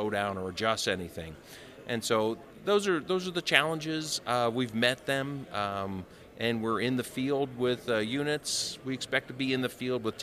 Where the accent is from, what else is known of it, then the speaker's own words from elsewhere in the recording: Ohio, United States; I'm from Ohio